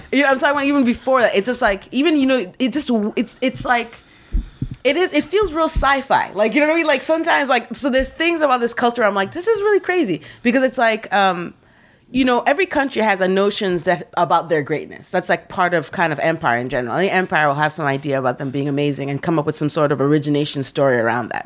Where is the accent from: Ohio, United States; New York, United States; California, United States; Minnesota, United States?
New York, United States; also born or lived in Kenya; even though I'm originally from Kenya and I grew up in New York